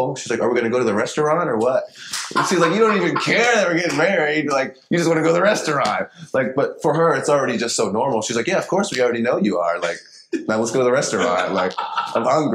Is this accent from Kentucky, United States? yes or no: yes; Paducah, Kentucky, United States; I'm from Paducah, Kentucky